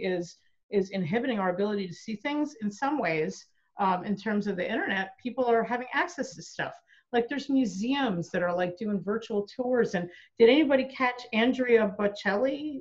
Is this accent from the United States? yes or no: yes; New York, United States; moved away; I grew up in New York and I used to go to, into St. Patrick's Cathedral